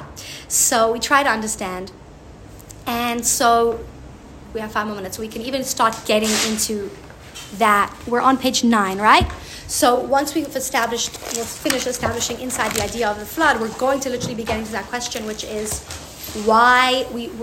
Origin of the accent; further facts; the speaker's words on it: South Africa; I'm from South Africa